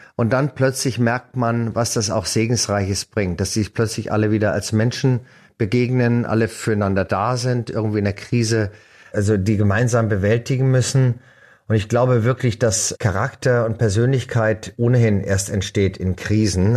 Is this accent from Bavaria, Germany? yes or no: yes; Munich, Bavaria, Germany; first language German; also born or lived in France; bei uns in München im Gymnasium